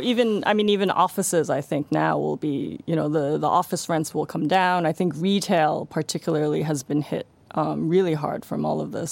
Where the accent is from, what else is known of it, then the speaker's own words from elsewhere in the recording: Hong Kong; I'm from Hong Kong